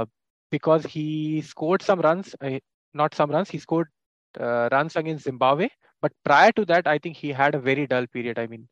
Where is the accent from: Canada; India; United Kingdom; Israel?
India; Yeah, so see, as an Indian fan, like I never detested any like teams or any players.